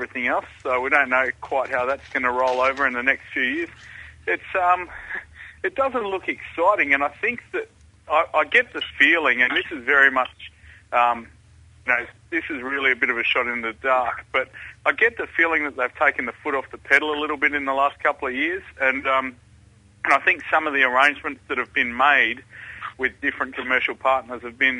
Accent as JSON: {"language": "English", "town": "Fremantle", "region": "Western Australia", "country": "Australia", "said": "I'm from Fremantle, thank you."}